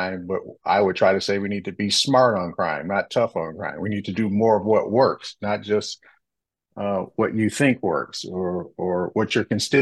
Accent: Detroit, Michigan, United States; I came from Detroit, Michigan in 1991. I grew up in that city

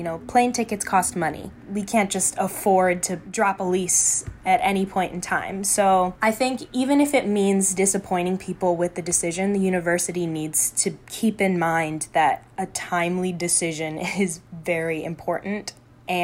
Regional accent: Milwaukee, Wisconsin, United States; the apartment I'm living in now is insanely cheap. It's in my hometown in Milwaukee

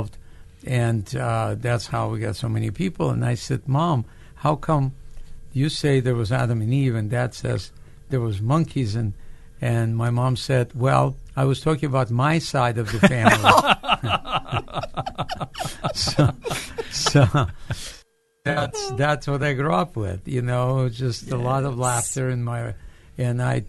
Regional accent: Odesa, Odesa Oblast, Ukraine; English is a second language; moved away as an adult; now in United States; I grew up in Odessa. It's a city in the Black Sea, which is considered a capital of humor of old Soviet Union

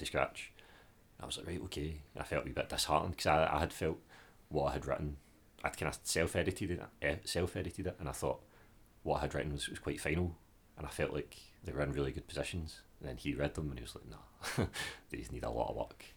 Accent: Glasgow, Scotland, United Kingdom; as a Glaswegian

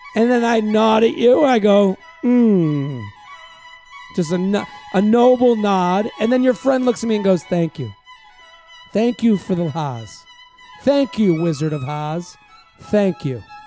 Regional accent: Boston, Massachusetts, United States; now in New York, United States; when I moved here from Bo-, Boston

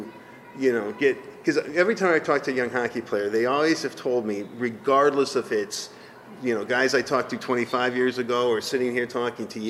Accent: United States; first language English; Americans, we're always like, we don't speak English very well either, but it is still our native language

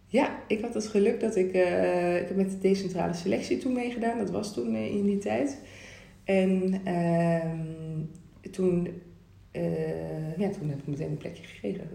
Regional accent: Rosmalen, North Brabant, Netherlands; ik ben opgegroeid in Rosmalen bij Den Bosch. Dus echt van de Brabantse gezelligheid

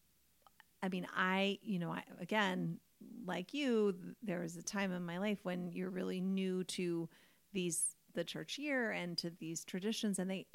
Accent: United States; we are American.

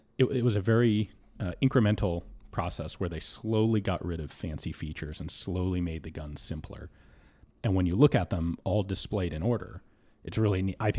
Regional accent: Denver, Colorado, United States; Yeah, Denver.

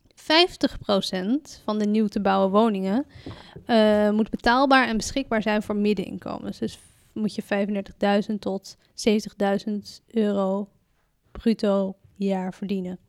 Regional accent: Amsterdam, North Holland, Netherlands; ik ben een geboren Amsterdammer

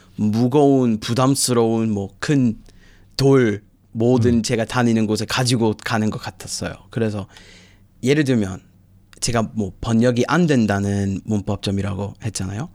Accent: United States; Korean is a second language; moved away as an adult; now in Busan, South Korea

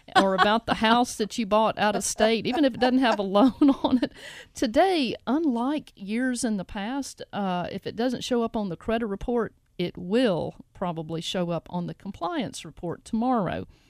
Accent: Jackson, Tennessee, United States; I'm from Jackson

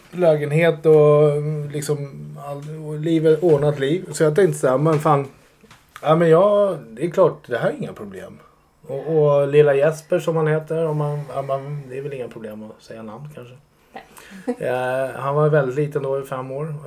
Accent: Sollentuna, Stockholm County, Sweden; Jag är uppväxt i Sollentuna

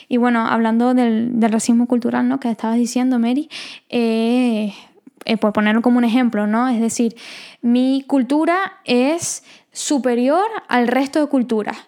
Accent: Venezuela; nosotras somos venezolanas

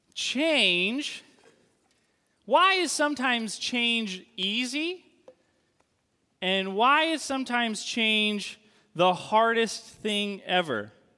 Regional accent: New England, United States; moved away; I grew up in New England

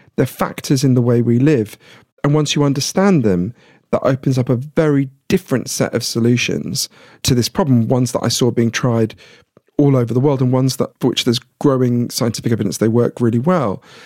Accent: United Kingdom; I'm British

